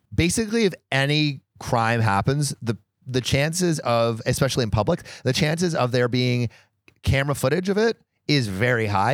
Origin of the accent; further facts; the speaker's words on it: California, United States; We are both from California